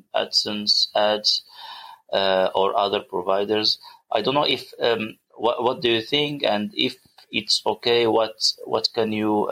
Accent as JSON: {"language": "English", "country": "Morocco", "said": "from Morocco. Actually, I am new to internet marketing."}